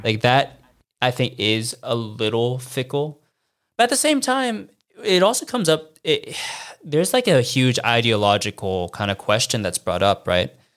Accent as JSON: {"language": "English", "country": "United States", "moved": "as an adult", "lives_now": "Shanghai, China", "said": "I haven't been home back to the States to see my family in three years"}